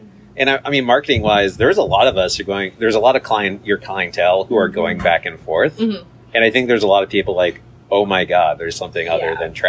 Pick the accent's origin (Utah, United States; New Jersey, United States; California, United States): California, United States; Cupertino; I grew up in Cupertino, which is a suburb.